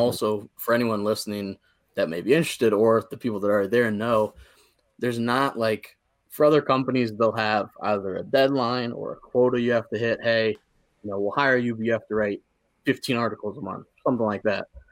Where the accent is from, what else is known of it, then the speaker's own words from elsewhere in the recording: near Akron, Ohio, United States; I grew up again right outside of Akron, Ohio